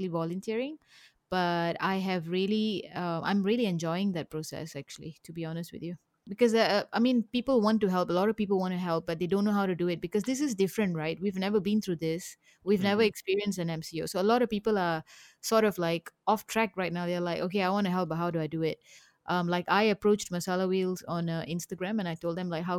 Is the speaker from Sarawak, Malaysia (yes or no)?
no; Kepong, Kuala Lumpur, Malaysia; I grew up in Kapong.